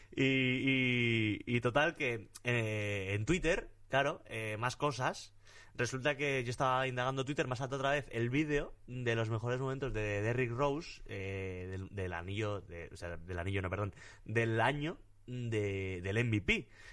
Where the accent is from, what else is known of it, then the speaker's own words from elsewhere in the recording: Torrecillas de la Tiesa, Extremadura, Spain; mi pueblo en Extremadura, en Torrecillas de la Tiesa